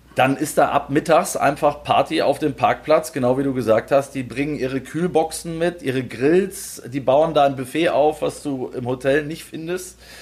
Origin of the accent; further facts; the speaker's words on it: Germany; wir kommen aus Deutschland